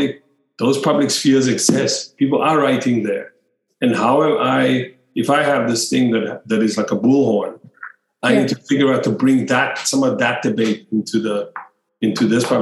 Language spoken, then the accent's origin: English; Cape Town, Western Cape, South Africa; moved away; I'm from Cape Town. I didn't grow up in the West.